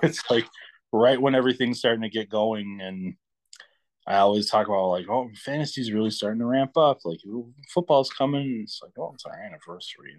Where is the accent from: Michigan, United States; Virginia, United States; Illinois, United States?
Michigan, United States; now in Minnesota, United States; I'm from Michigan, but I live in Minnesota now